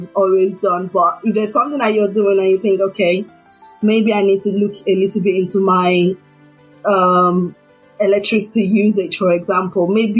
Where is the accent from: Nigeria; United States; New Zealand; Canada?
Nigeria; being a Nigerian